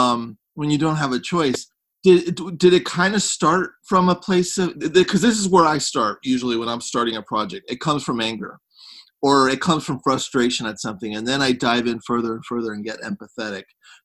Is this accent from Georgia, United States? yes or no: no; San Francisco, California, United States; now in Los Angeles, United States; growing up in San Francisco, it's just like Los Angeles, just was like the greatest place to ever grow up, you know.